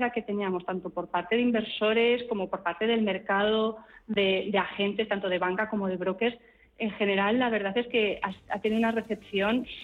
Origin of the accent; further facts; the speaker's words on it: Burgos, Castile and León, Spain; yo soy de Burgos